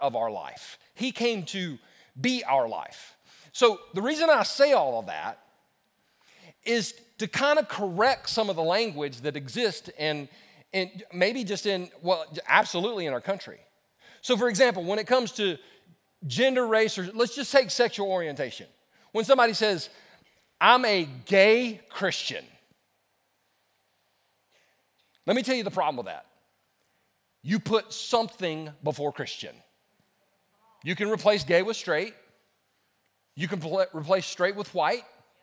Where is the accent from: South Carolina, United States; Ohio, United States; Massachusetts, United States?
South Carolina, United States; also born or lived in Los Angeles, California; I wasn't born in South Carolina. I was born in California. I was born in Los Angeles. And all my friends that were my neighbors that I played with were Hispanic. My mother said when we moved back to South Carolina, I was 4 years old